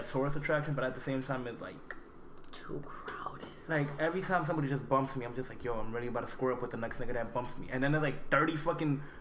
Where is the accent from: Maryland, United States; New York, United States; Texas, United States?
New York, United States; Queens; I'm from Queens. I'm from Queens, you know.